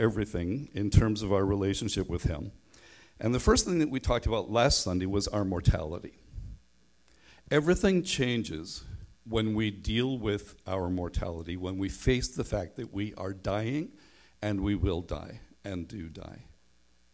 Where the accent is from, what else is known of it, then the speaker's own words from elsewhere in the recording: Northern Ireland, United Kingdom; now in Canada; I grew up in Northern Ireland, and I went to school away from home, so nobody knew I was a Christian